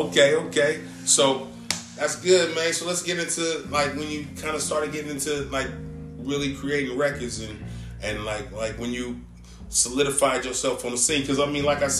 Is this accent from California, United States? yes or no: yes; San Francisco, California, United States; I was born in Ingleside.